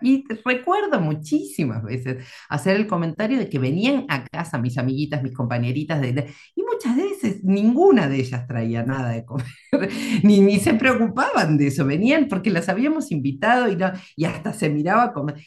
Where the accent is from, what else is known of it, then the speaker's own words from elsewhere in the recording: Argentina; now in Madrid, Spain; vivo en Madrid, en España, pero soy argentina de mm. origen